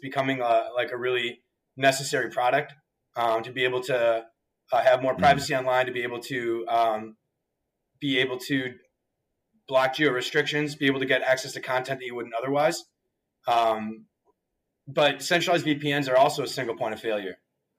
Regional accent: Wisconsin, United States; moved away as an adult; also born or lived in Florida; I went to the University of Wisconsin-Madison. I'm a proud Badger. I grew up in Wisconsin

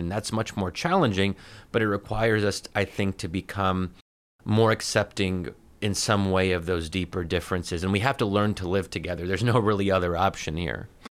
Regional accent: United States; As an American Muslim

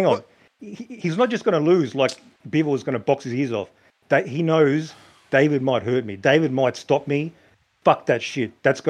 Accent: Australia; I'm from Australia.

